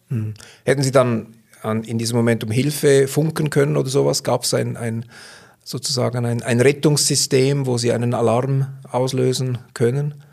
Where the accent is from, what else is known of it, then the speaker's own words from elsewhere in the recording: Switzerland; als Schweizer würden wir